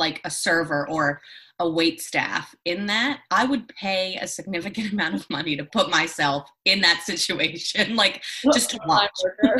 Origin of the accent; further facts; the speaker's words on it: Northport, New York, United States; I'm from Northport.